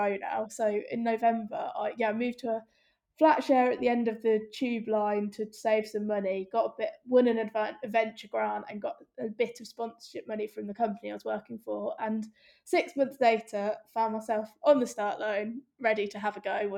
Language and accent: English; Northampton, East Midlands, United Kingdom; moved away; also born or lived in London; I'm from Northampton, so middle of the Midlands